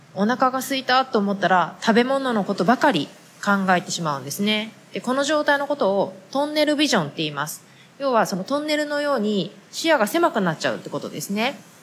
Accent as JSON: {"language": "Japanese", "country": "Japan", "tie": "born or raised there", "moved": "yes", "said": "日本で生まれ育った私たちは"}